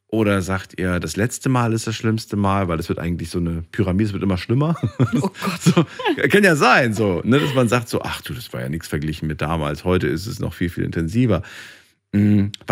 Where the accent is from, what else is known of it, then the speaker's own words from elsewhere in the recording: Unna, North Rhine-Westphalia, Germany; Ich komme aus dem schönen Ruhrgebiet, aus Unna.